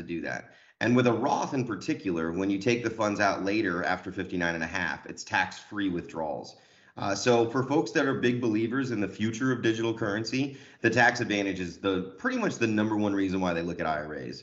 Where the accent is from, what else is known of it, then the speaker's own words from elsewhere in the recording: Colorado, United States; now in Sherman Oaks, United States; I'm from Colorado originally, so I'm spoiled here